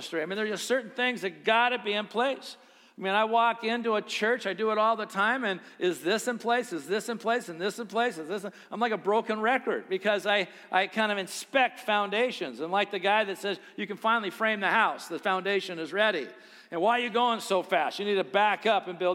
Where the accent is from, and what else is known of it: United States